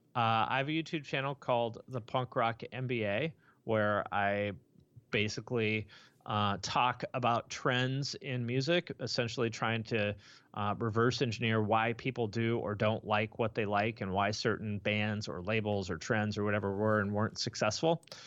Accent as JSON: {"language": "English", "town": "Bellingham", "region": "Washington", "country": "United States", "tie": "born or raised there", "said": "was born in Bellingham, Washington, which is right near the Canadian border"}